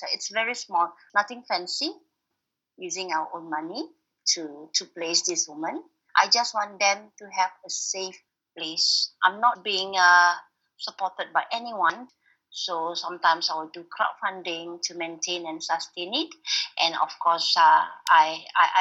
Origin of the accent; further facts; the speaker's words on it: Malaysia; I'm from Malaysia